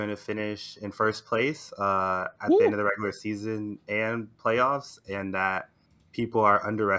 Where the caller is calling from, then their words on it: Houston, Texas, United States; Houston, Texas.